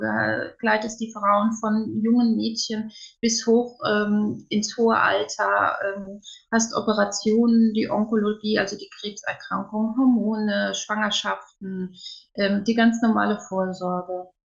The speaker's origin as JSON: {"language": "German", "town": "Wiesbaden", "region": "Hesse", "country": "Germany", "tie": "born there", "lives_now": "Koblenz, Germany", "said": "gebürtig komme ich aus Wiesbaden, mittlerweile wohnen wir in Koblenz."}